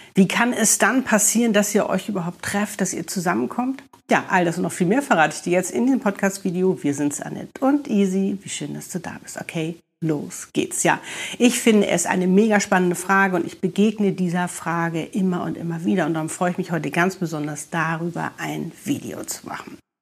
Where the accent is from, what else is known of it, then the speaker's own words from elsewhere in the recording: Hamburg, Germany; moved away as an adult; now in Cape Town, South Africa; wir sind beide Hamburger, ne? Gleicher Jahrgang, wir waren früher in den gleichen Diskotheken